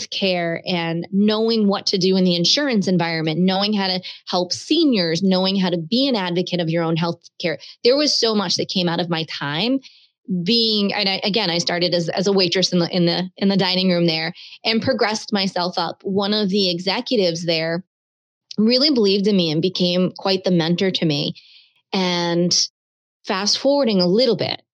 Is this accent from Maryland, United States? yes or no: yes; Baltimore, Maryland, United States; moved away; also born or lived in Cape Cod, Massachusetts / Bristol, Rhode Island; I grew up in Baltimore.